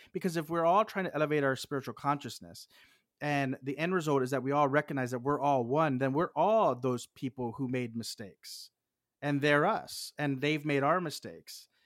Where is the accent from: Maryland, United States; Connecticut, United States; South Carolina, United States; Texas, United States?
Texas, United States; I'm from Texas